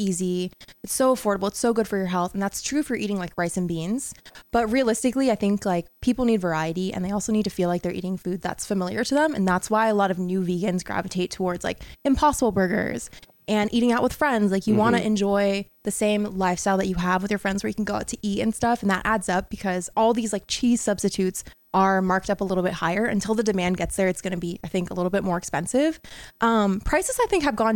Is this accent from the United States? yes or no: yes; New York, United States; I'm from New York